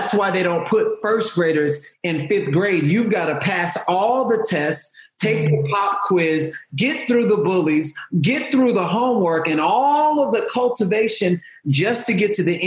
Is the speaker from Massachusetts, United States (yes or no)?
no; Houston, Texas, United States; I'm from Houston